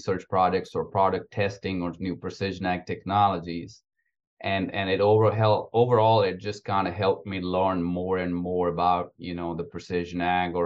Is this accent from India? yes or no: yes; India; moved away as an adult; also born or lived in Alabama, United States / Iowa, United States; now in Georgia, United States; I'm actually from India. So I grew up on a very small family farm back in India.